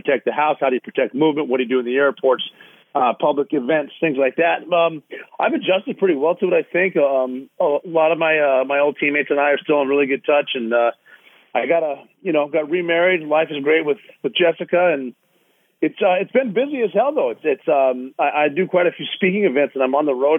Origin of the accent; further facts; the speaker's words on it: Montana, United States; moved away as an adult; being from Montana, growing up at, 5,500 feet